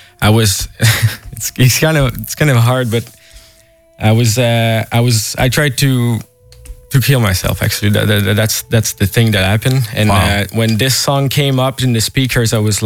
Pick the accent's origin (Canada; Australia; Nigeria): Canada; Montreal, Quebec; I'm from Montreal